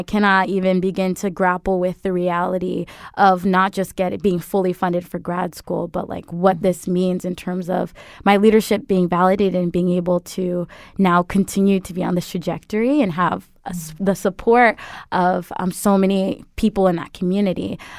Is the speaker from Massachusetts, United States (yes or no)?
no; Connecticut, United States; So the Quiet Corner is also known for its scenic routes, where it's a part of the last large forested area of Connecticut. So I grew up surrounded by wilderness